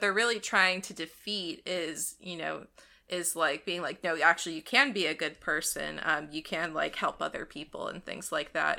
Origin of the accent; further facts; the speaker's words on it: Ohio, United States; growing up in Ohio